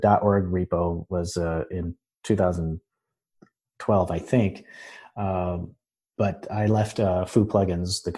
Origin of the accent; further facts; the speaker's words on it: West Michigan, United States; moved away as an adult; also born or lived in Florida; now in Orlando, United States; I am in Orlando now. I'm originally from Michigan, from West Michigan